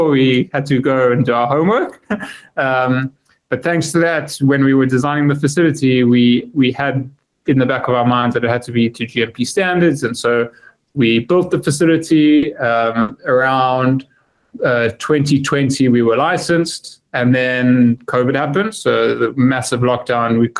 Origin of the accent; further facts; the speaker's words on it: Johannesburg, Gauteng, South Africa; moved away as an adult; now in United Kingdom; I'm originally from Johannesburg, born and bred, but I haven't lived there for a while now